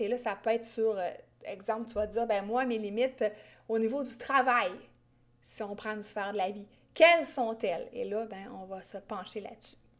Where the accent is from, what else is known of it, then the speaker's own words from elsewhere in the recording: Quebec, Canada; accent: Québécois; j'ai un accent québécois très gênant